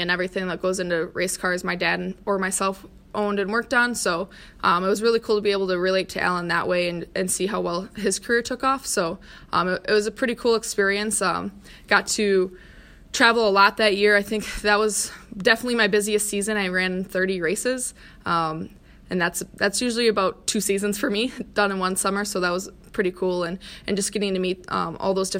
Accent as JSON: {"language": "English", "town": "De Pere", "region": "Wisconsin", "country": "United States", "tie": "born or raised there", "also_born_or_lived": "Ohio / Michigan Tech, Michigan", "said": "I'm originally from Ohio, grew up mainly in De Pere, though, and then went to school at Michigan Tech"}